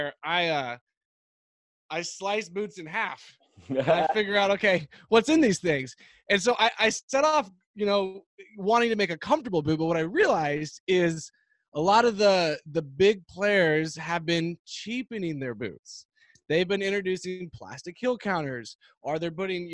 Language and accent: English; Texas, United States; growing up in Texas